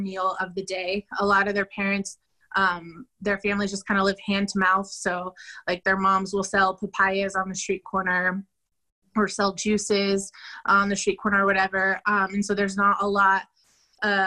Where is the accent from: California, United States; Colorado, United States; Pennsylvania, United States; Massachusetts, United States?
Colorado, United States; Denver; moved away as an adult; now in San Pedro Sula, Honduras; I'm from Denver, but I've been living in Honduras, San Pedro Sula, for the last